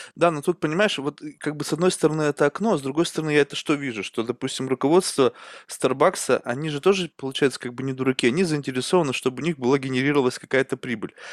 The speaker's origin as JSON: {"language": "Russian", "country": "Russia", "tie": "born or raised there", "also_born_or_lived": "Spain", "said": "я сам вырос в России"}